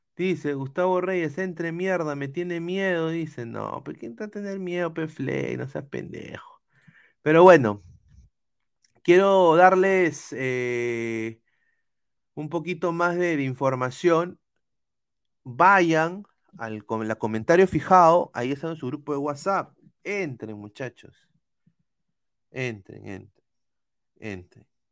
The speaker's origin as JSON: {"language": "Spanish", "region": "Lima", "country": "Peru", "said": "yo no puedo poner la bandera de Lima"}